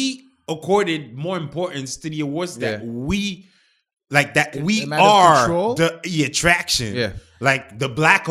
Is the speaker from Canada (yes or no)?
yes; Canada; we're Canadian